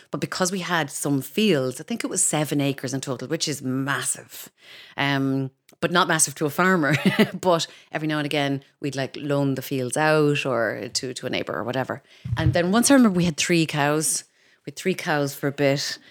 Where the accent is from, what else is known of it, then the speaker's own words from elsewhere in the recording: Kinsale, Munster, Ireland; moved away as an adult; also born or lived in Cork / London; now in Dublin, Ireland; I grew up outside Kinsale, so I was a Culchi even in Kinsale.